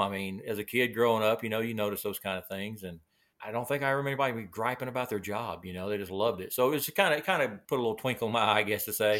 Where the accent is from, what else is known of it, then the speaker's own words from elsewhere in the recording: Del City, Oklahoma, United States; also born or lived in Moore, Oklahoma; born and raised, uh, right here in Oklahoma. Grew up most of my life in little Dell City, Oklahoma, little suburb east of the city here.